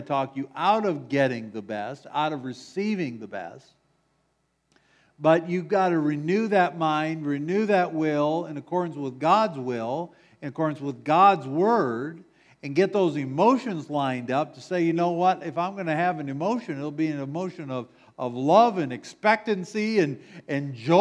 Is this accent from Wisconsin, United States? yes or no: yes; Wisconsin, United States; moved away; I'm from Wisconsin